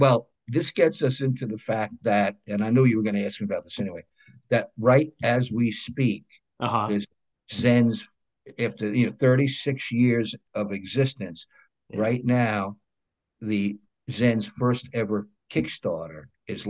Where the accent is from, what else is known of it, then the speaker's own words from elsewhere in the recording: New York, United States; accent: New York; I'm back on Long Island in New York, and I'm a native New Yorker. A lot of people can hear that in my accent.